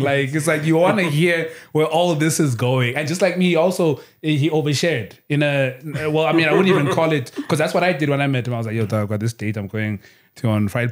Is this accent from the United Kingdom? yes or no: no; Kokstad, KwaZulu-Natal, South Africa; moved away as an adult; also born or lived in Durban / Cape Town; I'm from Kokstad in KZN.